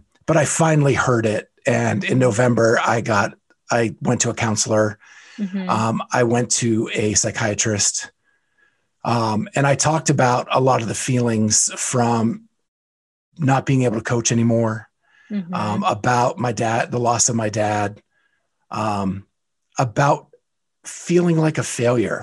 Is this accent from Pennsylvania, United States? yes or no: yes; Western Pennsylvania, United States; I grew up in Western Pennsylvania